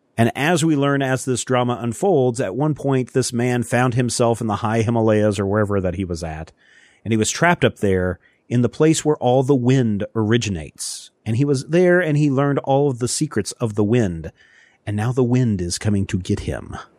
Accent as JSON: {"language": "English", "region": "Kansas", "country": "United States", "tie": "born or raised there", "said": "growing up in Kansas, especially Eastern Kansas"}